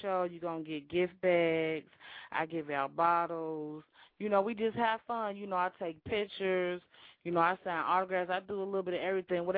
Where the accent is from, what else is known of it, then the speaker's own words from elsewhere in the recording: Cincinnati, Ohio, United States; I get more love out of town than I do in my own city